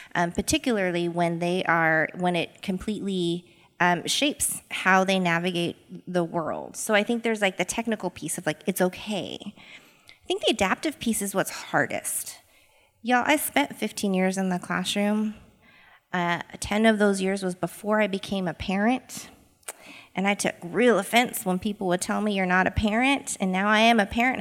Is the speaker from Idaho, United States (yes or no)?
yes; Boise, Idaho, United States; born and raised in Boise, Idaho.